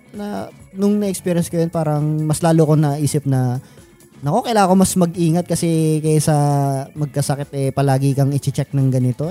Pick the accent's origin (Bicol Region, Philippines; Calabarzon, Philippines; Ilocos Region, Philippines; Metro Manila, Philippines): Metro Manila, Philippines; Caloocan; sa amin sa Caloocan, uh, ah, do sa neighborhood namin